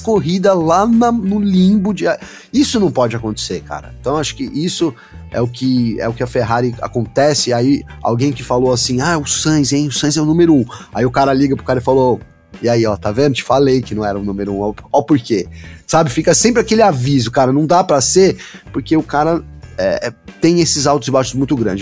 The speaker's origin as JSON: {"language": "Portuguese", "country": "Brazil", "said": "eu sou brasileiro"}